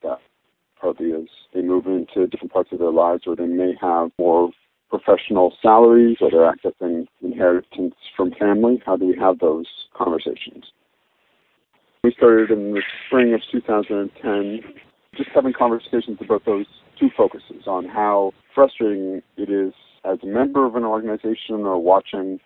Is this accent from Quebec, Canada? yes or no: no; Toronto, Ontario, Canada; I grew up in Toronto